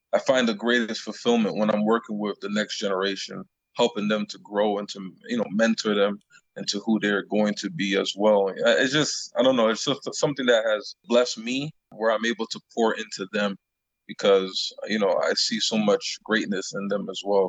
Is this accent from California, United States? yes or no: no; Long Island, New York, United States; moved away as an adult; also born or lived in Canada; I grew up in Long Island